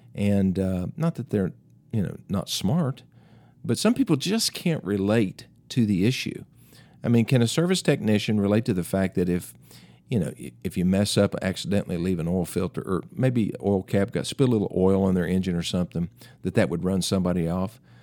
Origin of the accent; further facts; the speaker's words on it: Greeneville, Tennessee, United States; my hometown, Greenville, Tennessee